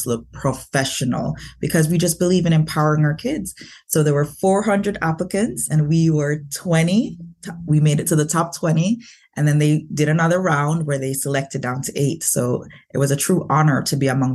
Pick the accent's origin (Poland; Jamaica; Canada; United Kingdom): Jamaica; moved away; I was born in Jamaica. So as an immigrant, I came here